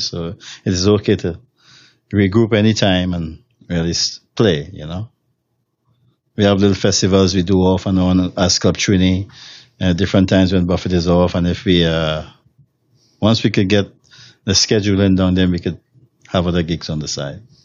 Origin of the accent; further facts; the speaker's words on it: Trinidad & Tobago; moved away as an adult; now in Los Angeles, United States; I'm from Trinidad and Tobago